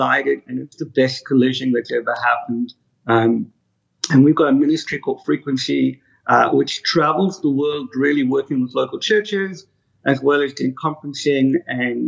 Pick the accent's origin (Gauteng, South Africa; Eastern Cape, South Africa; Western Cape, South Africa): Western Cape, South Africa; Cape Town; moved away; also born or lived in United Kingdom; I grew up in South Africa, mm-hmm. Cape Town, most beautiful city in the world.